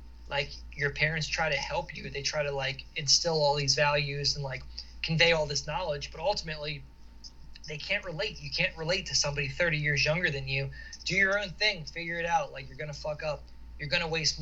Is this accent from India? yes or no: no; outside of Philly, Pennsylvania, United States; moved away as an adult; also born or lived in Utah; We grew up outside of Philly.